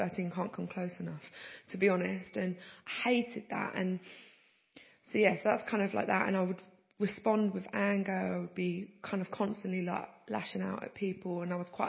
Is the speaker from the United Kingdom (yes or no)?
yes; England, United Kingdom; also born or lived in United States; I was born in America. And 3 months old, my mum had a mental health breakdown and she got bipolar. And she ended up being sectioned. And long story short, that ended up my parents moving back from America to England and separating when I was about 18 months old